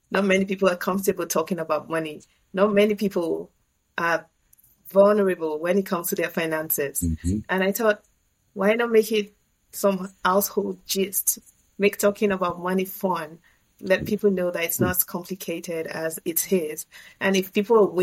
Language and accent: English; Nigeria; moved away as an adult; now in Canada; back home in my home country, Nigeria